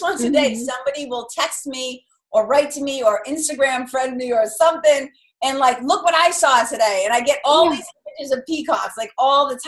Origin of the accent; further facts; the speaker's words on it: Lawrence, Massachusetts, United States; accent: Boston; I grew up in a tough little river. I would say it's like a mill town. It's like a river city. There's a river that runs right through the Merrimack River. So a little city called Lawrence, Mass.